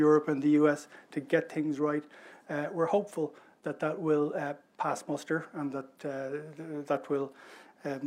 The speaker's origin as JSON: {"language": "English", "country": "Ireland", "said": "Ireland, we're one of the voices, we're one of the member states that has a voice on this, but we're a small, open trading economy."}